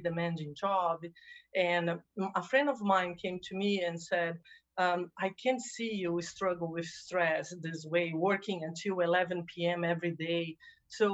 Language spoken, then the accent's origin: English; Brazil; moved away as an adult; also born or lived in New Jersey, United States; now in California, United States; I am originally from Brazil, by the way. So when I relocated from Brazil to the United States